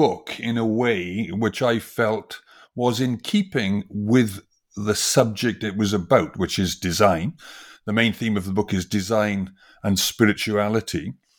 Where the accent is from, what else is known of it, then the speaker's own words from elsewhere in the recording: Wales, United Kingdom; I come from originally from Wales, from the industrial valleys of Wales, and it was a very industrial valley.